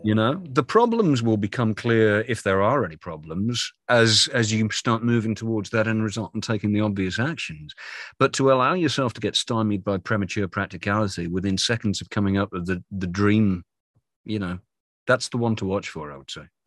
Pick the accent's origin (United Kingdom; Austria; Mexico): United Kingdom; moved away as an adult; also born or lived in London; now in North Carolina, United States; I'm a Brit living in America